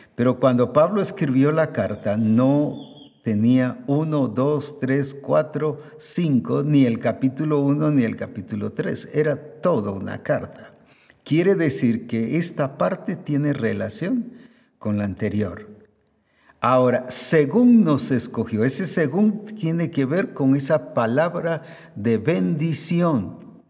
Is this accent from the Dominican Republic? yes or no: no; Guatemala; como decimos aquí en Guatemala